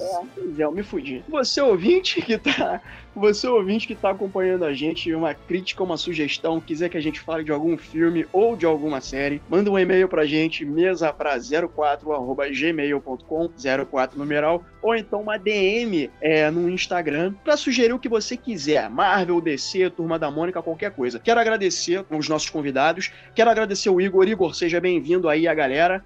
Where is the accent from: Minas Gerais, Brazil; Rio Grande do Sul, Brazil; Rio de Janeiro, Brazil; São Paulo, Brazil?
Rio de Janeiro, Brazil; eu sou do Rio de Janeiro